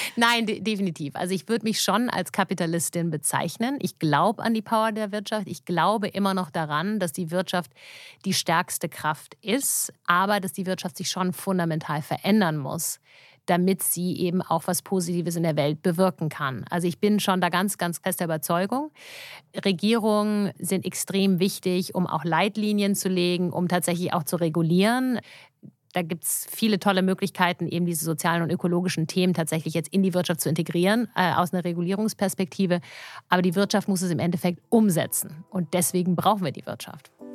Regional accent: Germany; ich war natürlich sehr behütet auch aufgewachsen hier in Deutschland, auch noch mit einer kanadischen Mutter

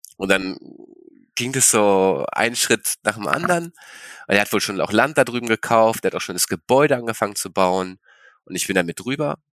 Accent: Berlin, Germany; also born or lived in China / Sweden; Ich bin in Berlin geboren, genau, Berlin geboren, ähm, in Kreuzberg groß geworden

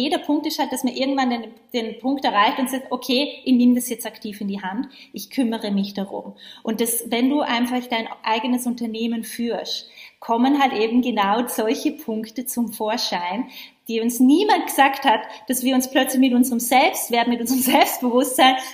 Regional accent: Vorarlberg, Austria; Äh, ich komme ja ursprünglich ganz aus dem Westen von Österreich. Ich bin ja in Vorarlberg aufgewachsen.

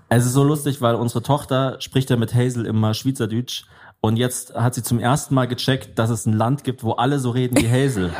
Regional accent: Germany; ich bin Deutscher

